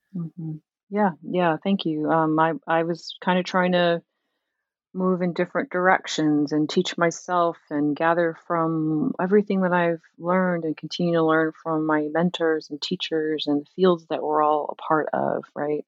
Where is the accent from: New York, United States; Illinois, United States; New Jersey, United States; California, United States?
New Jersey, United States; Camden; growing up in Camden